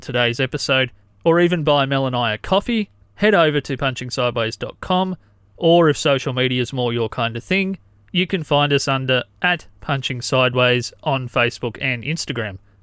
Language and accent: English; Corryong, Victoria, Australia; I grew up in Corryong